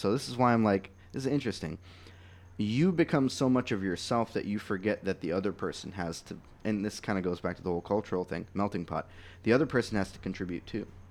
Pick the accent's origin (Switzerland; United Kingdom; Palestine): Palestine; I'm from Palestine